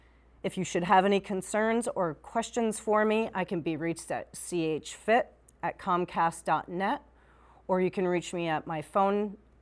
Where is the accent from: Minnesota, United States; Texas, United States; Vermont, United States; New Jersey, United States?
Vermont, United States; South Burlington; also born or lived in Colchester, Vermont; I am born and raised in Vermont. I grew up in South Burlington.